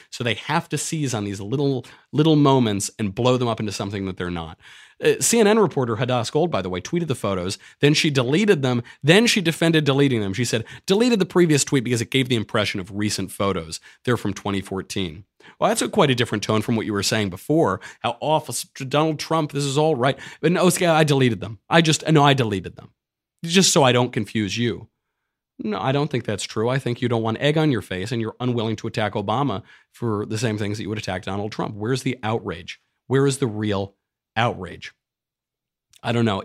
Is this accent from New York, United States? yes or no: yes; New York, United States; moved away; I'm from New York